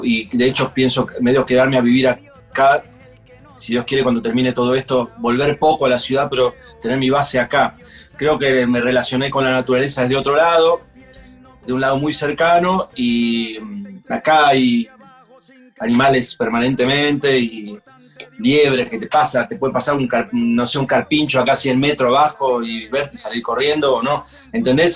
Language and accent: Spanish; Funes, Santa Fe, Argentina; me crié en Funes